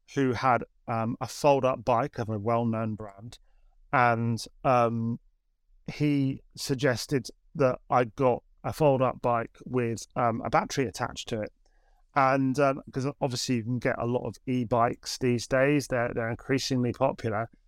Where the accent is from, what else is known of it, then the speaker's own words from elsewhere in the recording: Suffolk, East of England, United Kingdom; now in Canterbury, United Kingdom; I grew up in Suffolk. Um, I'm not from Canterbury